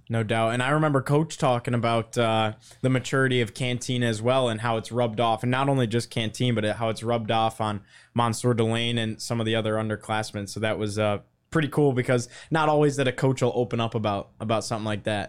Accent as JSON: {"language": "English", "town": "Syracuse", "region": "New York", "country": "United States", "tie": "born or raised there", "said": "where I grew up in Syracuse"}